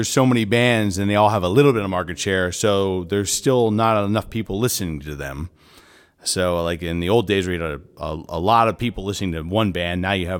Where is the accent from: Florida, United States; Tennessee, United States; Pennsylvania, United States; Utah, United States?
Pennsylvania, United States; Doylestown; I come from Doylestown Borough, which is in the heart of Bucks County.